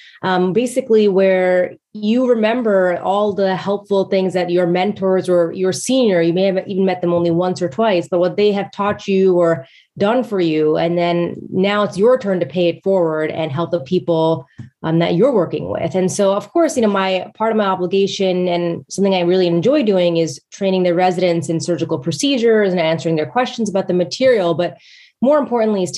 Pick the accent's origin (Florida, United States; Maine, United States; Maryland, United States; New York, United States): New York, United States; Westchester; moved away as an adult; I was actually born and raised in Westchester, New York